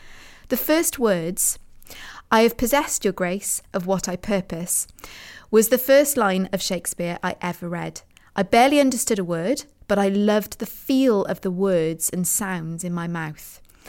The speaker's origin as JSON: {"language": "English", "town": "Mirfield", "region": "Yorkshire and the Humber", "country": "United Kingdom", "tie": "born or raised there", "said": "I wandered around the hills near the golf club above my hometown of Murfield in West Yorkshire."}